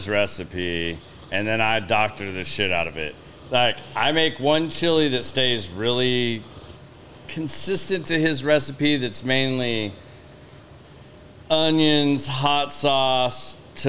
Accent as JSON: {"language": "English", "region": "Oklahoma", "country": "United States", "moved": "yes", "said": "I'm from Oklahoma originally"}